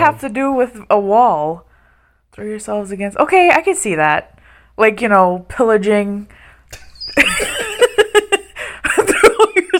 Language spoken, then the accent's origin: English; New York, United States; I'm American from New York.